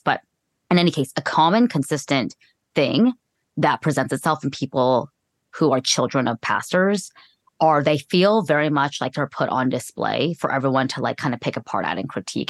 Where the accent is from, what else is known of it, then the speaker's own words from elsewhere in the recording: California, United States; I'm from California